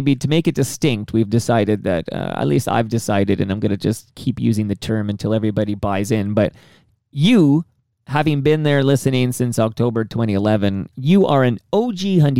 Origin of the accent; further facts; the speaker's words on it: Canada; I'm very Canadian and I live up here, and that's a completely different ecosystem and a different democracy.